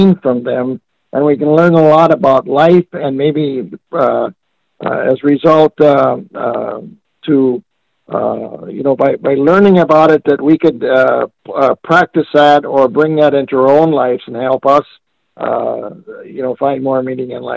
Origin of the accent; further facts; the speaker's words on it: northeastern North Dakota, United States; I was born and raised on a farm up in northeastern North Dakota.